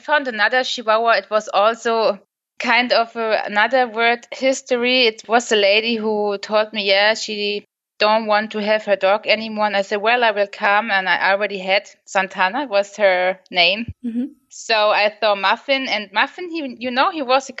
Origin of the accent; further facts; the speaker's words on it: Germany; I'm from Germany